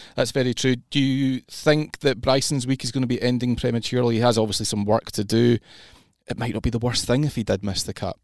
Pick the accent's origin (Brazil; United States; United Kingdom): United Kingdom; Scotland; as a Scot myself